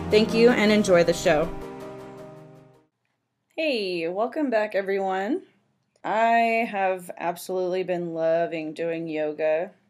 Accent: San Francisco Bay Area, California, United States; I was born and raised in the San Francisco Bay Area and worked at a grocery store for almost 10 years.

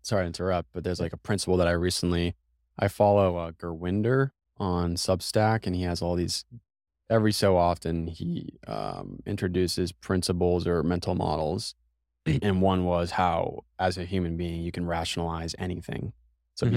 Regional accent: Massachusetts, United States; now in Austin, United States; I'm from Massachusetts

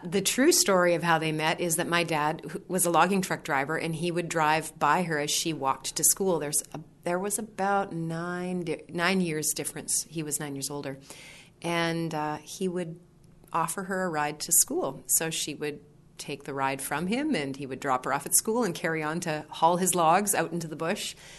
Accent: Vanderhoof, British Columbia, Canada; moved away as an adult; also born or lived in Victoria, British Columbia; I was born and raised in the center of the province. The sign, if you drive through my hometown, says Vanderhoof, the heart of it all

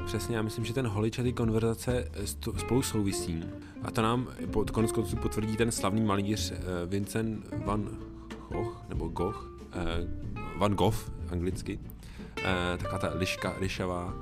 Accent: Czechia; jsem z Česka

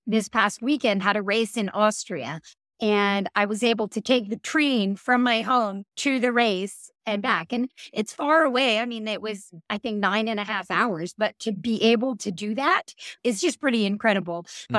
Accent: Northeastern US, United States; And then the other thing is that I come from the Northeastern US.

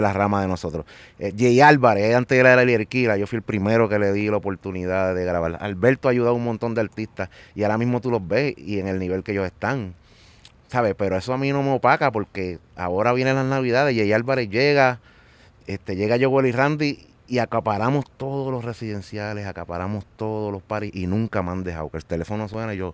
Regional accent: Carolina, Puerto Rico; de Carolina

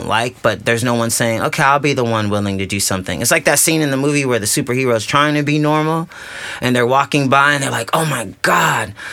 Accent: Riverside, California, United States; I'm from Riverside, California, which is a city outside of Los Angeles

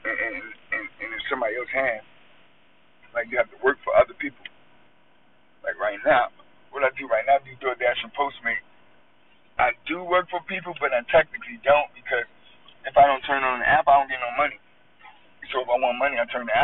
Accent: United States; I was born in the United States and I live here

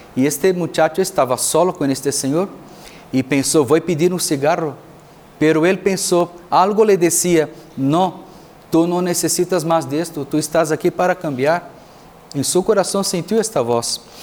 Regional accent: Brazil; moved away as an adult; also born or lived in Mexico; now in Tlajomulco, Mexico; sou de Brasil, sacerdote e missioneiro

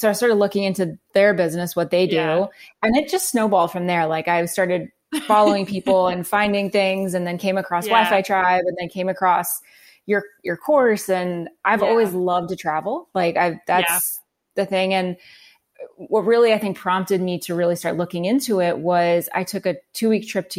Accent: New Jersey, United States; also born or lived in Calgary, Canada / Los Angeles; now in Phoenix, United States; I was born in Calgary, Alberta in Canada. I lived in New Jersey. I grew up there and we moved when I was young. I lived in Los Angeles for about 5.5 years working

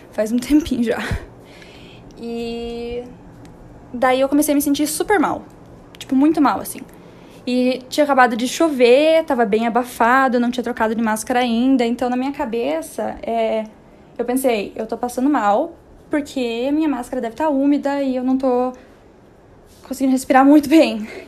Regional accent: Curitiba, Paraná, Brazil; moved away as an adult; now in São Paulo, Brazil; Eu sou de Curitiba

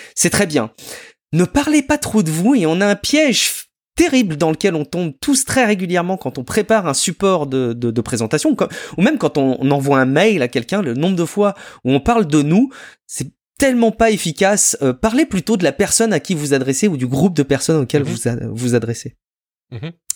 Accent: France; chez nous en France

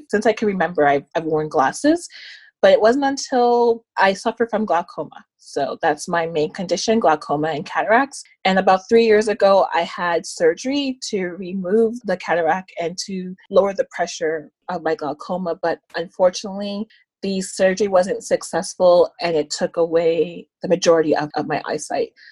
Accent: Toronto, Ontario, Canada; I'm from Scarborough, Ontario.

